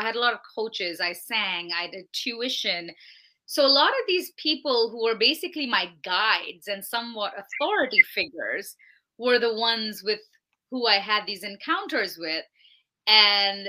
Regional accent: India; moved away as an adult; now in United States; I'm originally from India. I came to America in 2010 to attend Berklee College of Music

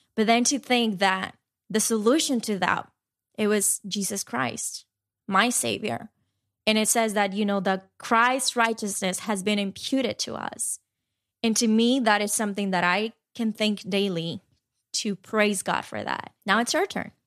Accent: Dominican Republic; now in New York, United States; growing up in Dominican Republic

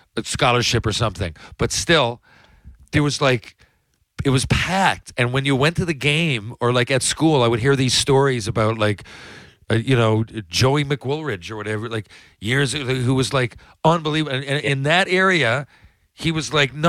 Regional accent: Mount Pearl, Newfoundland and Labrador, Canada; I know in my hometown, it's not the same when I go watch the Mount Pearl Junior Blades as it was when my dad coached them.

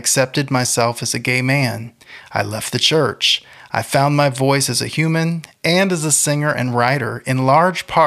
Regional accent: St. Petersburg, Florida, United States; As a child growing up in St. Petersburg, Florida, I was raised in the church

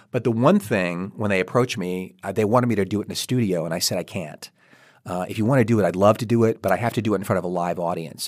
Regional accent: Kentucky, United States; I am from Kentucky

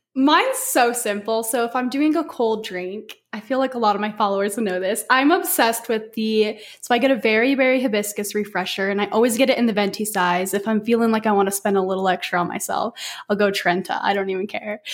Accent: Las Vegas, Nevada, United States; moved away; I'm actually from Las Vegas

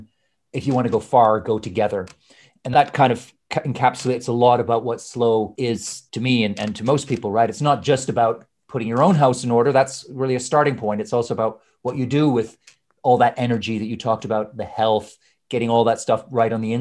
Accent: Canada; moved away as an adult; also born or lived in Scotland / Edinburgh; now in London, United Kingdom; I was born in Scotland, but I grew up in Canada

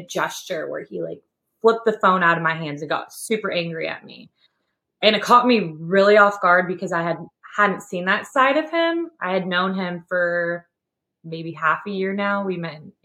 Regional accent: Sacramento, California, United States; moved away as an adult; also born or lived in Nashville, Tennessee; now in Knoxville, United States; I'm originally from Sacramento, California. And so I lived in California my whole life before I moved to Tennessee in June 2020.

